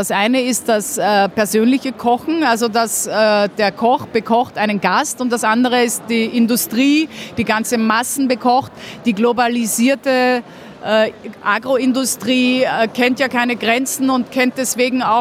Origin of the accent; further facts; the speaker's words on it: Vienna, Austria; Und deswegen hat man als richtiger Wiener eine besondere Vorliebe für gutes Essen.